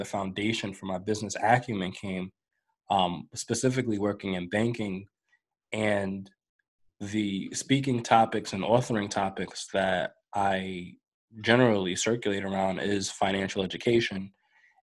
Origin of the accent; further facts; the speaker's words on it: New York, United States; I grew up in New York